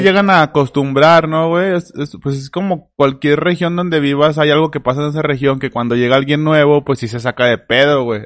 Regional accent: León, Guanajuato, Mexico; Somos de León, Guanajuato

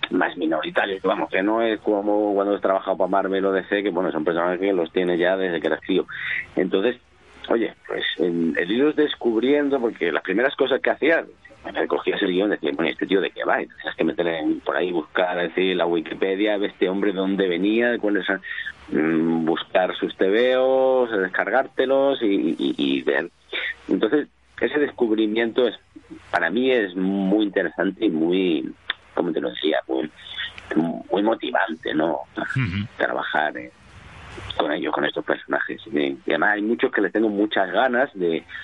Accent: southern Spain, Spain; del sur de España.

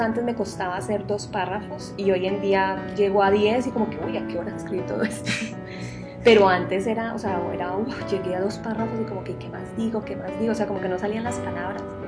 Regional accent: Sevilla, Valle del Cauca, Colombia; moved away as an adult; also born or lived in Spain / Santiago de Compostela; now in Barcelona, Spain; soy sevillana de, un pueblo en Colombia que queda al norte del Valle del Cauca.

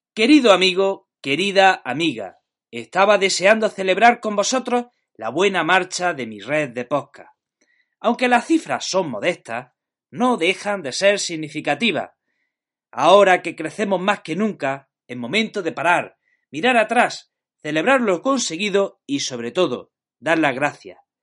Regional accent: Jaén, Andalusia, Spain; now in Granada, Spain; soy de Jaén, pero estoy afincado en Granada

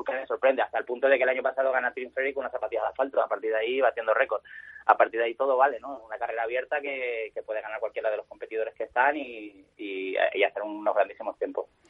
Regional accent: Spain

